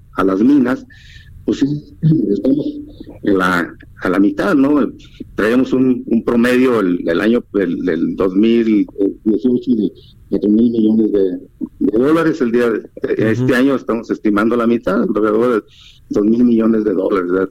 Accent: Mexico

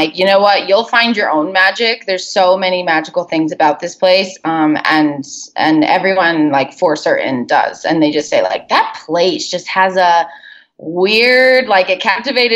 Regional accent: Connecticut, United States; moved away as an adult; now in Antigua, Guatemala; I'm originally from Connecticut

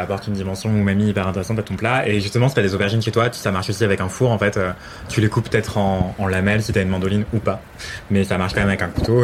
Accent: Martinique; je viens de Martinique

